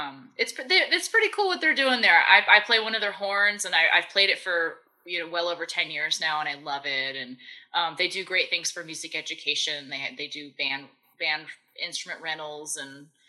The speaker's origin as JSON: {"language": "English", "town": "West Hartford", "region": "Connecticut", "country": "United States", "said": "I'm from West Hartford"}